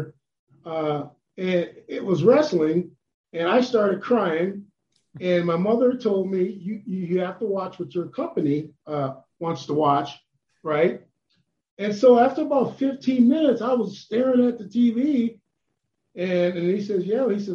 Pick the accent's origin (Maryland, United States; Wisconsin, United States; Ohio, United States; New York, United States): Ohio, United States; moved away as an adult; also born or lived in Boston, Massachusetts / Minnesota; I grew up in Ohio